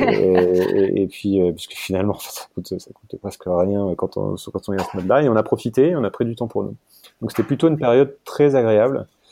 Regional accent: France; moved away as an adult; also born or lived in Hong Kong

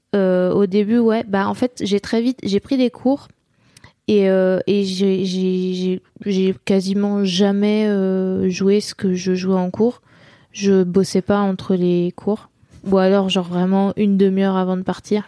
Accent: Nantes, Pays de la Loire, France; j'ai grandi à, à Nantes et, à, côté de Nantes

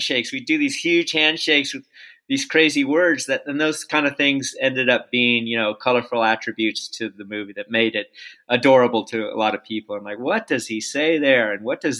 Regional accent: Palos Verdes, California, United States; I grew up in Palos Verdes

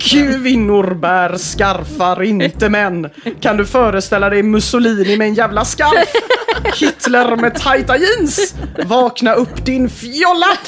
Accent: Gothenburg, Västra Götaland, Sweden; jag är uppvuxen i Göteborg

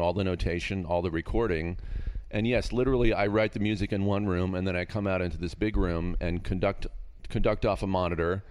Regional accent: Castro Valley, California, United States; now in Agoura, United States; I grew up in Northern California in a, in a, in the Bay Area, but out in a town called Castro Valley

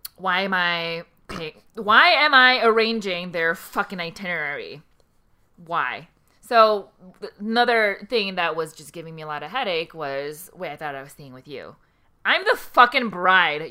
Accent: South Korea; now in United States; I was born in Korea.

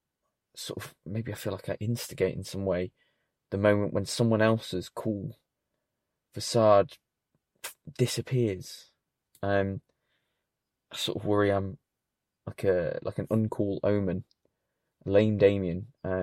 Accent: Sheffield, Yorkshire and the Humber, United Kingdom; I'm from Sheffield. Hello, Sheffield. Good to know you're listening, finally. After 33 years.

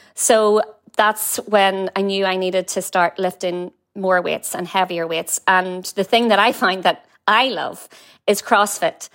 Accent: Warrenpoint, Northern Ireland, United Kingdom; accent: Northern Irish; moved away as an adult; now in San Francisco, United States; Warren Point

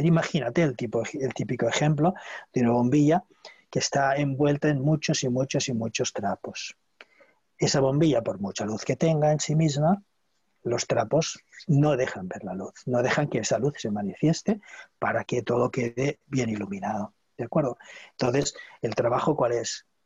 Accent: Barcelona, Catalonia, Spain; Soy de Barcelona, de Cataluña.

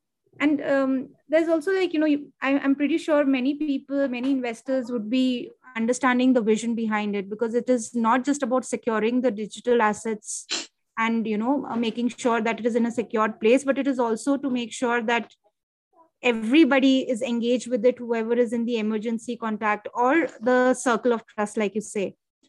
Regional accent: India; being an Indian

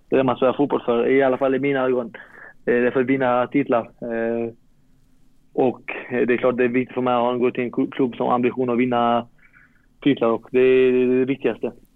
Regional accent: Malmö, Skåne, Sweden; moved away as an adult; now in Varberg, Sweden; jag är från Malmö

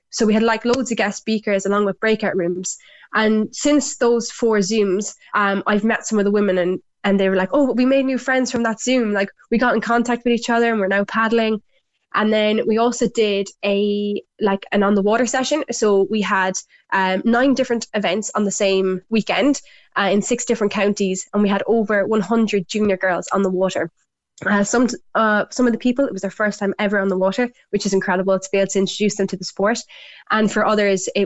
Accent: Ireland; back home in Ireland

